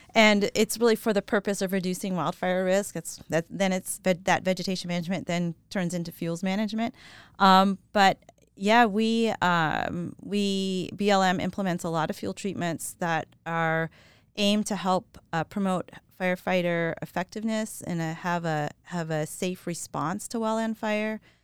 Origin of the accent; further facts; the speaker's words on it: New Orleans, Louisiana, United States; moved away as an adult; also born or lived in Colorado; I grew up in New Orleans, Louisiana